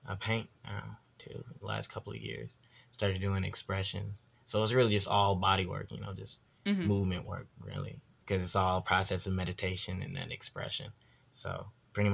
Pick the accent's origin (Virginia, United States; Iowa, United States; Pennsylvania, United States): Virginia, United States; Fredericksburg; born or raised there; also born or lived in Detroit, Michigan / Dumfries, Virginia